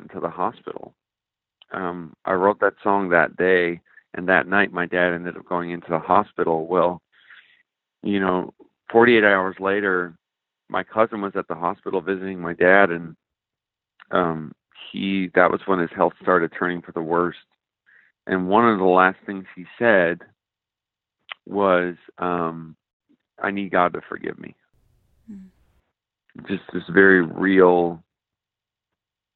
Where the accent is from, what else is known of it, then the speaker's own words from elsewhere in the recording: Newfoundland and Labrador, Canada; moved away as an adult; now in Arizona, United States; growing up in Newfoundland, Canada, where I grew up